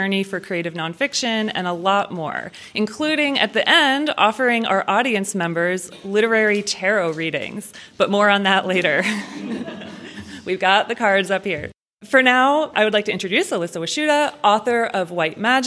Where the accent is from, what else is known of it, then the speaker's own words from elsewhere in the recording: Pennsylvania, United States; now in Ohio, United States; I'm also not an Ohio native. I grew up in Pennsylvania